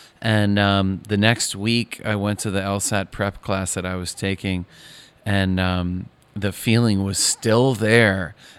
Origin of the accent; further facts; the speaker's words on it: Maine, United States; I grew up in Northern Maine